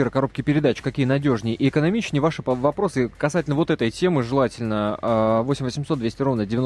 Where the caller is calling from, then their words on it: Omsk, Omsk Oblast, Russia; Да, я дозвонился из Омска.